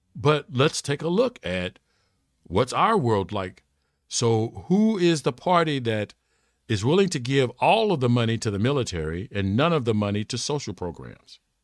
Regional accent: United States; I'm an American

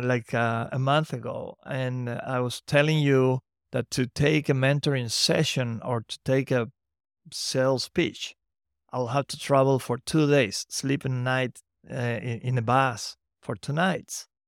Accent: Santiago del Estero, Argentina; from Santiago del Estero, my hometown

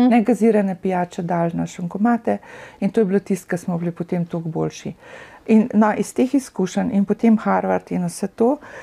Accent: Russia; accent: Russian; also born or lived in Slovenia / New Jersey, United States; now in United States; z mojim ruskim naglasom

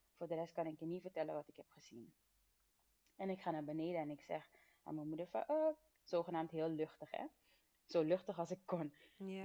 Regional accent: Suriname; now in Netherlands; ik ben geboren in Suriname en we zijn toen als gezin naar Nederland verhuisd

